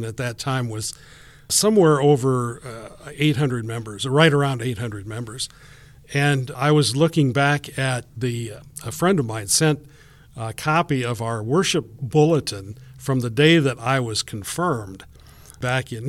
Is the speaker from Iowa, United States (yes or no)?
yes; Eldora, Iowa, United States; now in Cedar Rapids, United States; I was born in Eldora, and my parents farmed, and so I grew up on a farm